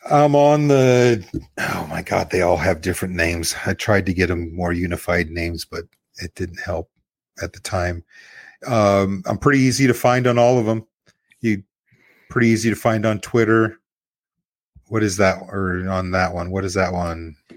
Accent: Nebraska, United States; I'm born and bred in Nebraska

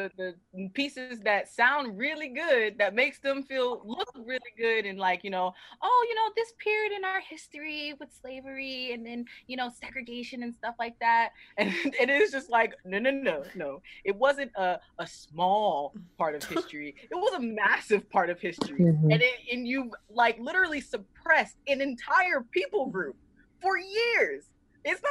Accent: the South, United States; I'm originally from the South

